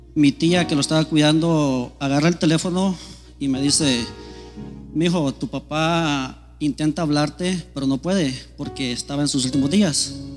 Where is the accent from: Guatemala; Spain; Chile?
Guatemala; moved away; yo soy de Guatemala